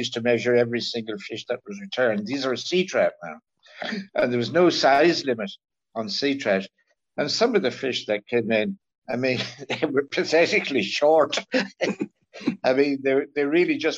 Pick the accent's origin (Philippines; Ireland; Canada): Ireland; North County Kilkenny, Leinster; now in Carrowbeg, Lough Corrib, Ireland; Growing up in North Kilkenny on what was then a very prolific small trout stream